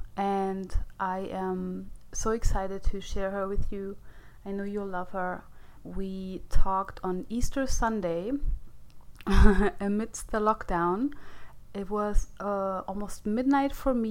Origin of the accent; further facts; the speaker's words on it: Germany; English is a second language; moved away as an adult; also born or lived in America; now in United States; I was born in Germany, yeah. And I lived there for 30 years. I'm only here for like 6 years.